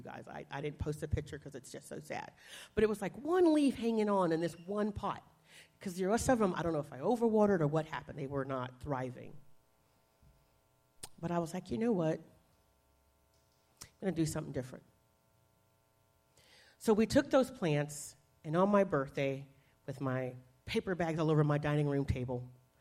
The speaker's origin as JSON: {"language": "English", "region": "the South", "country": "United States", "tie": "born or raised there", "said": "I grew up in the South"}